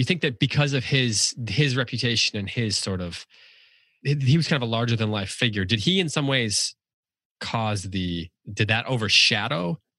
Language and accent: English; United States; as an American.